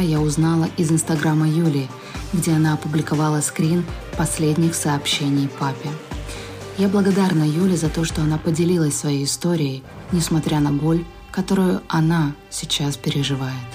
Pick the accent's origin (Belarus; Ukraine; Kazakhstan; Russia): Ukraine; мы, украинцы, сильная нация